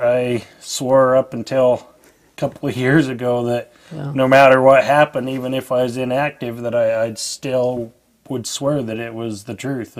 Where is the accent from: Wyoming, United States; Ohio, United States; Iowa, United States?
Wyoming, United States; Evanston; also born or lived in Cheyenne, Wyoming / Alaska / Montana; now in Ogden, United States; And I grew up in Evanston up until about 1995, where we moved down to the Ogden area, and I've been there pretty much ever since. I've moved around the world a little bit, well, Alaska and Montana